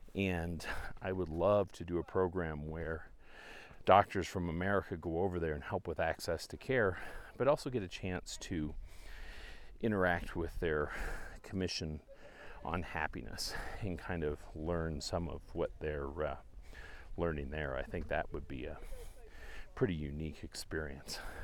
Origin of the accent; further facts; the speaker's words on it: Canada; moved away; I'm from Canada originally